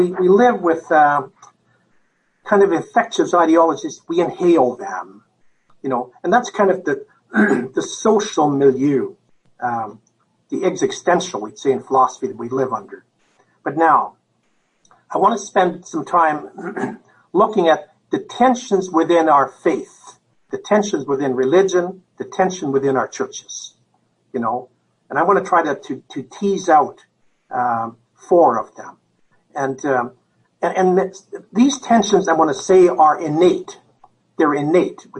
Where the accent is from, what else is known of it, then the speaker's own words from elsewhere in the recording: Canada; moved away as an adult; now in United States; I'm a Canadian, so I haven't lived in the United States other than the last 15 years